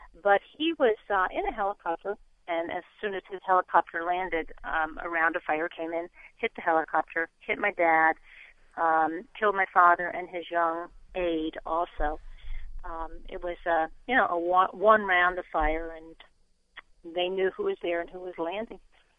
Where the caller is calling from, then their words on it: United States; I am right outside of Washington, D.C.